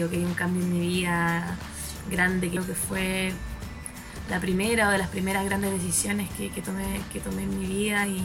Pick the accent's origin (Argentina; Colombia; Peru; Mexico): Argentina; Buenos Aires; Hola a todos … de Buenos Aires.